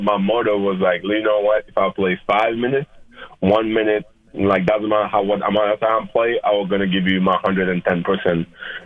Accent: Senegal; moved away; I'm from Senegal

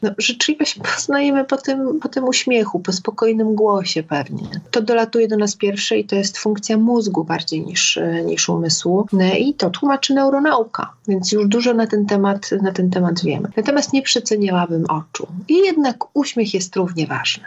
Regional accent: Gdańsk, Pomeranian Voivodeship, Poland; now in Warsaw, Poland; ja jestem Gdańszczanką mieszkającą w Warszawie, mieszkam na dwa, na dwa miasta

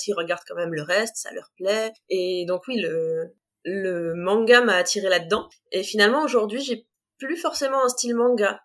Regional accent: Compiègne, Hauts-de-France, France; also born or lived in near Creil; j'ai grandi à Compiègne, j'habite juste à côté de Creil aujourd'hui.

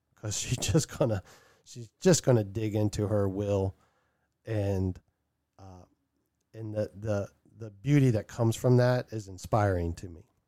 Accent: Maryland, United States; now in Vermont, United States; I'm gonna be relocating from Vermont back to my hometown in Maryland

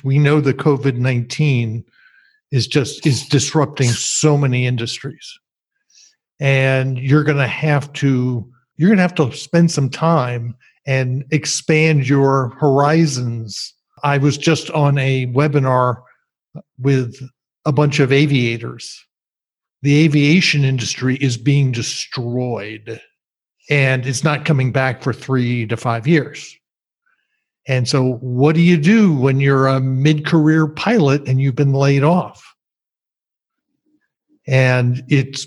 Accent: New Jersey, United States; moved away; I grew up in New Jersey, and I've barely been back in 45 years

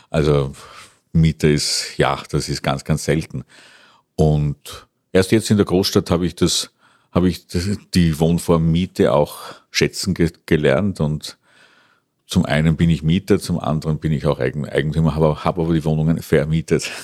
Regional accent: Schärding-Passau border area, Bavaria, Germany; moved away as an adult; also born or lived in Bologna, Italy; now in Vienna, Austria; komme aus der bayerischen Gegend, Grenze Scherding-Passau, bin dann vor mehr als 30 Jahren nach Wien gekommen zum Mu Musikstudium

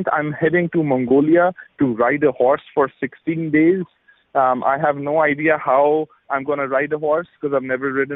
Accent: Lahore, Punjab, Pakistan; moved away; also born or lived in San Francisco; Lahore, my hometown

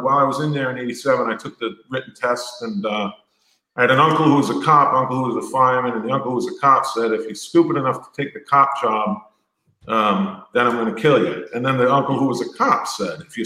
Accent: Brentwood, New York, United States; moved away as an adult; also born or lived in Queens / Brooklyn; now in South Carolina, United States; I'm from the great fighting city of Brentwood, New York

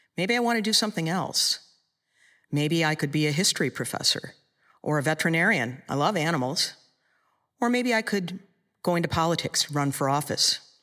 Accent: Michigan, United States; in Michigan, in my hometown

